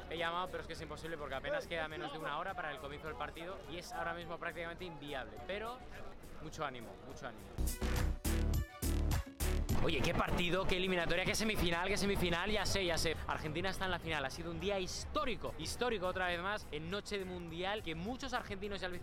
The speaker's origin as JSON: {"language": "Spanish", "country": "Mexico", "said": "No, soy mexicano 100%, orgullosamente mexicano."}